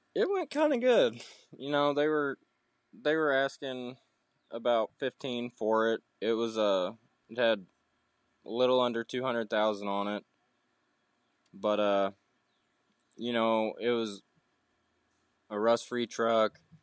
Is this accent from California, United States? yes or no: no; Southeast Missouri, United States; I'm from Southeast Missouri, so there's a lot of farmland, a lot of guys with diesels